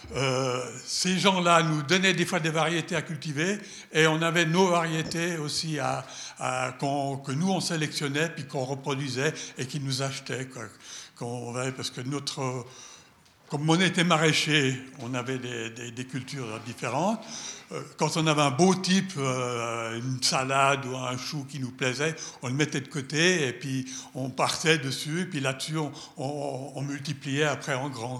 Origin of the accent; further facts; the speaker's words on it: Geneva, Switzerland; avec mon père, euh, toute la famille, on a été des producteurs de graines euh, à chêne Genève. Donc je viens de Genève